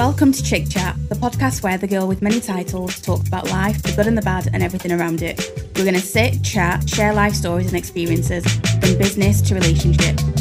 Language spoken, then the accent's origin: English; England, United Kingdom; now in Belfast, United Kingdom; growing up in England